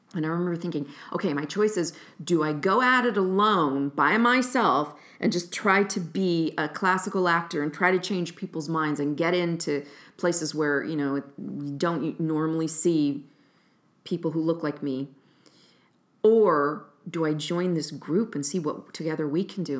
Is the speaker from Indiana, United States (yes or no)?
no; Fresno, California, United States; moved away as an adult; now in Chicago, United States; I'm originally from Fresno, California, and I've been in Chicago since nineteen ninety-five